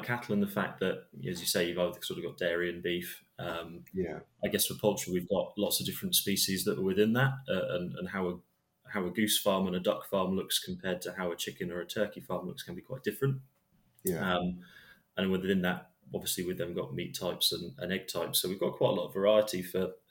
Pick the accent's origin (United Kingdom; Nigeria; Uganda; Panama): United Kingdom; Great Yarmouth, East of England; I was born in Norfolk, so I'll come back home. But born in Great Yarmouth